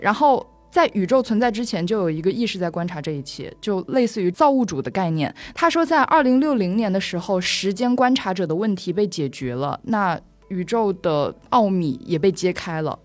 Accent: Wuhan, Hubei, China; 我作为一个武汉人嘛

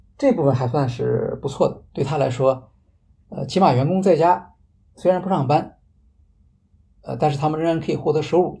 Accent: China; 我们中国人

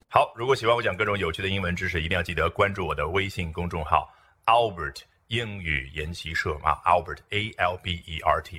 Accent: China; 这个黑呢，不是我们中国人所说的晒成那个黑

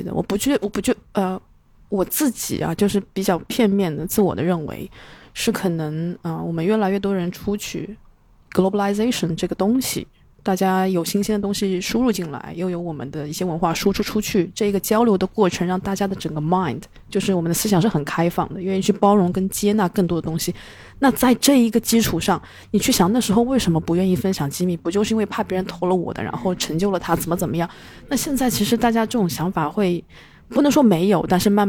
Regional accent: China; 因为我们中国人都是被打压式教育，所以听到"教育"两个字就是心头一紧

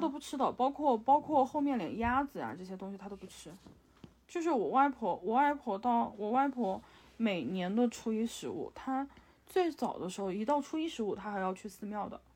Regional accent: Yunnan, China; 我们在云南拜拜的纸钱

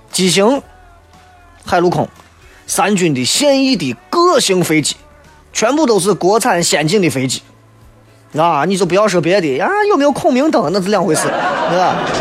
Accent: China; 作为一个中国人

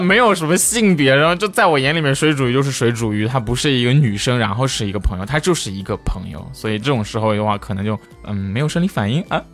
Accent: China; 作为中国人

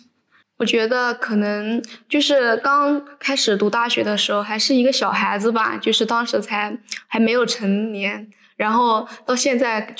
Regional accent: Hunan, China; 就比如一般就是因为我嗯从湖南过来浙江读书，离家比较远吧

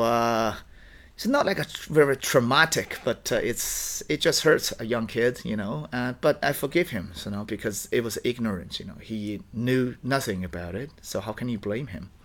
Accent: Dongbei, Liaoning, China; English is a second language; moved away; I was born and raised in Dongbei in the Liaoning province

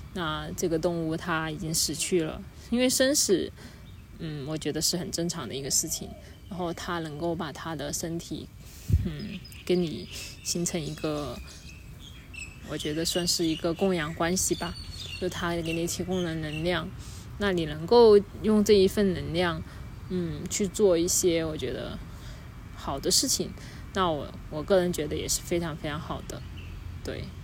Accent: China; 我们中国人

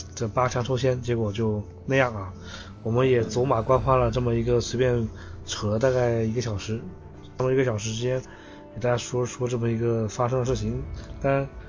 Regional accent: China; 作为一个中国人

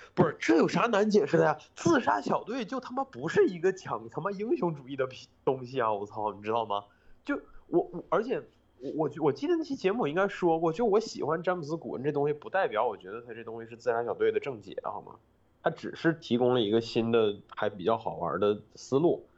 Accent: Northeast China, China; moved away; 我们老家那个地儿

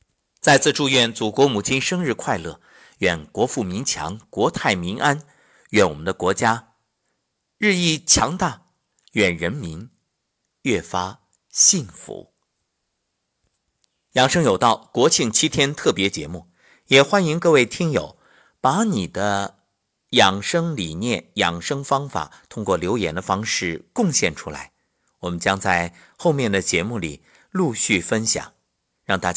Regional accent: China; 我们每个人都在今天充满着自豪与骄傲，因为我是中国人。

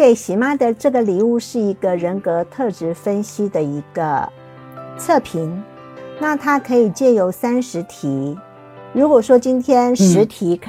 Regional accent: Taiwan; 我是来自台湾的小姐姐

